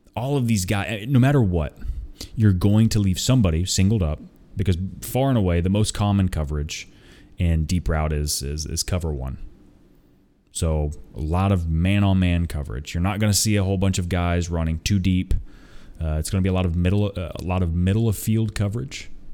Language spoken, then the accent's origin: English; Tulsa, Oklahoma, United States; moved away as an adult; also born or lived in Nashville, Tennessee; I am originally from Tulsa, Oklahoma, so is my wife.